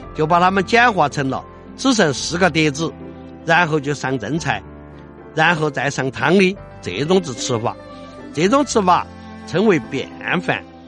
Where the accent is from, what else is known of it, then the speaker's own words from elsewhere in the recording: Chengdu, Sichuan, China; 我们成都人说的那种鬼精灵